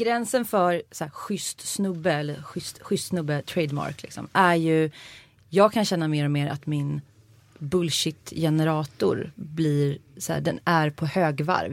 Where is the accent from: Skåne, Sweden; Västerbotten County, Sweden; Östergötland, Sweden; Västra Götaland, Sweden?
Västra Götaland, Sweden; Uddevalla; jag är från Uddevalla